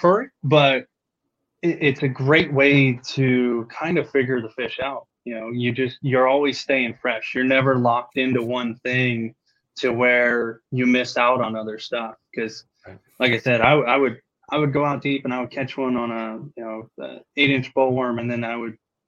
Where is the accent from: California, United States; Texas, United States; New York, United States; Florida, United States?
California, United States; moved away; growing up on the West Coast